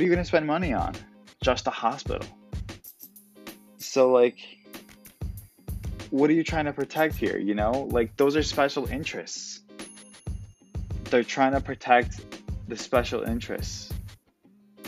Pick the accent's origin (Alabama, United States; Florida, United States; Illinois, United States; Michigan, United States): Illinois, United States; Illinois, my home state